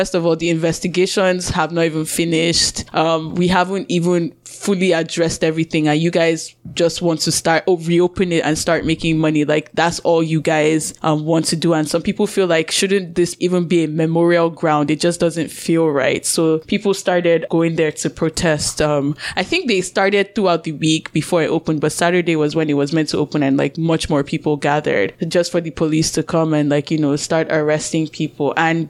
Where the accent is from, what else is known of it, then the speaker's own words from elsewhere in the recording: Nigeria; accent: Nigerian; then also, I'm finding that even with my Nigerian accent, there's some things that slip into it as well, from like, you know, code switching back and forth.